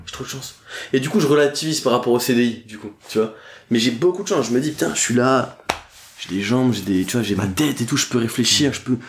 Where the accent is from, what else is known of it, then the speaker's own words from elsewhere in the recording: Dunkirk, Hauts-de-France, France; now in Paris, France; Je viens de Dunkerque, j'y suis très rarement, je vais voir mes parents de temps en temps.